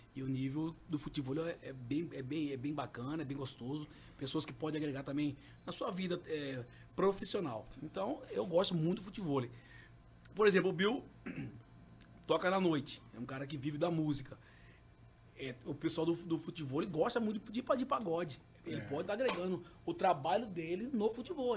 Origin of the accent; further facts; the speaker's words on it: Santa Malha, Mato Grosso, Brazil; eu fui criado no Santa Malha